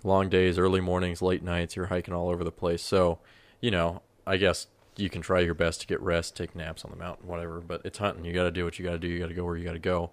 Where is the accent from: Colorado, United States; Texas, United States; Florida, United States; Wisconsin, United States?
Colorado, United States; I grew up in Colorado